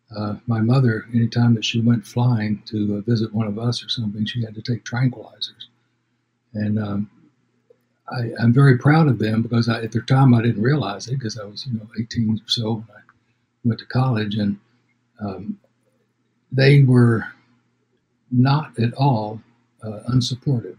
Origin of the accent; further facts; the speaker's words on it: Denison, Texas, United States; Denison, Texas, it's my hometown